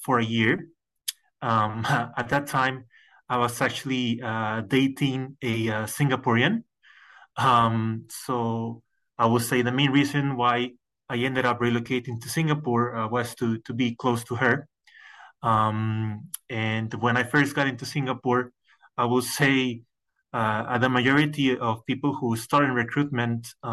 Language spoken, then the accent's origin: English; Mexico; moved away as an adult; also born or lived in United States; I'm originally from Mexico